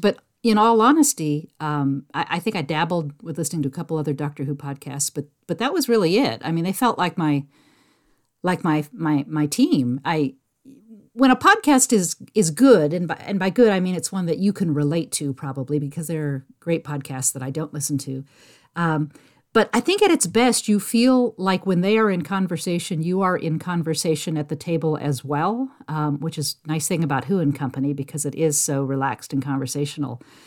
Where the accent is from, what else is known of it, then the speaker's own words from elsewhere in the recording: San Jose, California, United States; I grew up in San Jose, California